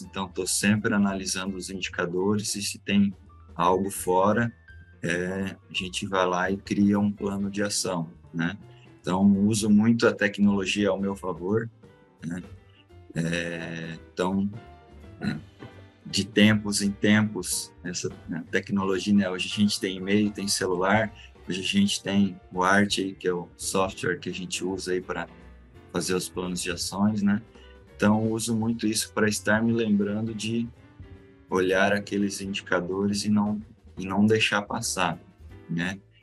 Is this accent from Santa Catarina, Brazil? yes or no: yes; Joinville, Santa Catarina, Brazil; sou natural de Joinville mesmo. Nasci, cresci aqui. Nunca mudei